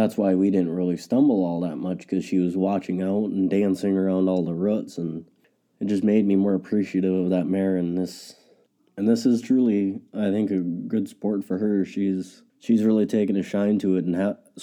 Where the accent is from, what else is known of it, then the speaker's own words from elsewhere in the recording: Ransom County, North Dakota, United States; I'm from Ransom County, North Dakota.